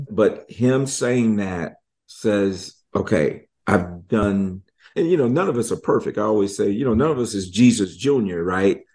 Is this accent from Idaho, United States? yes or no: no; Michigan, United States; moved away; I'm from Michigan